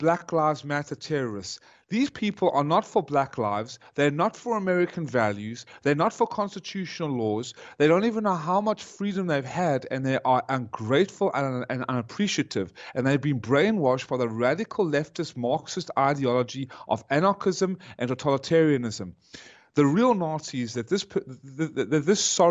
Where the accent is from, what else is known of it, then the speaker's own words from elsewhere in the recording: South Africa; I was born in South Africa, because they had to flee Nazi Germany